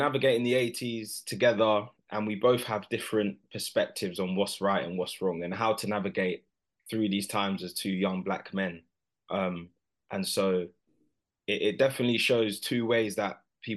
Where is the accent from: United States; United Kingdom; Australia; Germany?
United Kingdom; Milton Keynes, South East England; I'm from Milton Keynes, and that's where I started to just, you know, see what it's all about for myself amongst the amateur fighters there